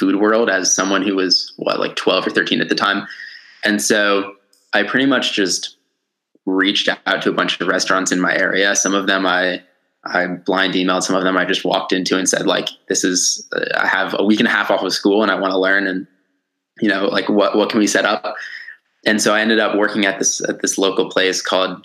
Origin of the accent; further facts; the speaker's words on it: Connecticut, United States; also born or lived in Brooklyn, New York, United States; And then when I was about 7 or 8, I moved up to where I live now, which is in like rural Connecticut.